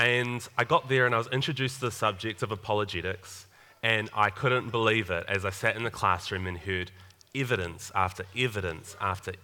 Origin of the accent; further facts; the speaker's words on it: Upper Hutt, Wellington, New Zealand; moved away as an adult; also born or lived in Tauranga, New Zealand; now in Papamoa, New Zealand; I'm actually from Upper Hutt originally.